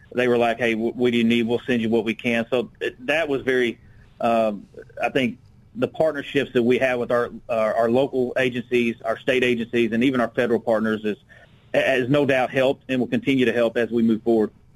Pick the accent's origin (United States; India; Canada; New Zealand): United States; Little Rock, Arkansas; I'm from Little Rock, born and raised here, uh, been here my entire life